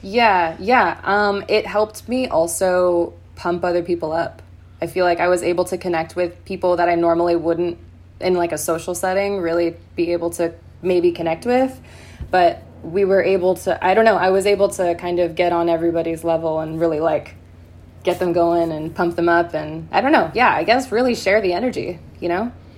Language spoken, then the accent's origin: English; San Clemente, California, United States; I'm from San Clemente